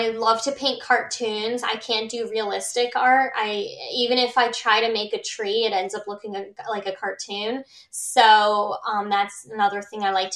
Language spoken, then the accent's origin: English; Milford, Connecticut, United States; I was born in Milford, Connecticut, and that's home to me